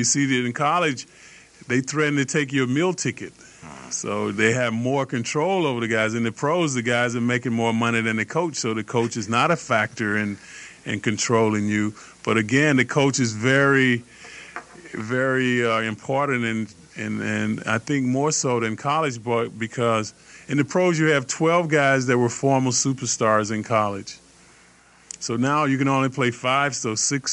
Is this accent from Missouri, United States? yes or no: no; Atlanta, Georgia, United States; moved away as an adult; also born or lived in Illinois; I grew up in Atlanta, Georgia